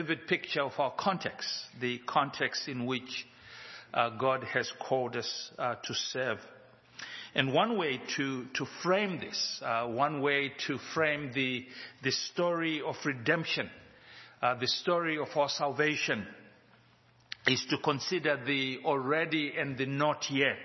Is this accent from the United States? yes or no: no; Zimbabwe; now in Johannesburg, South Africa; We live in Johannesburg, South Africa, but we are from Zimbabwe